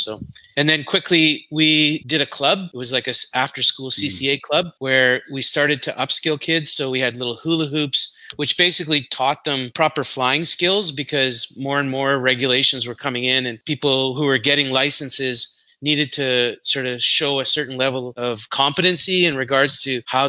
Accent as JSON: {"language": "English", "country": "Canada", "moved": "as an adult", "lives_now": "Singapore", "said": "I'm from Singapore, but originally from Canada"}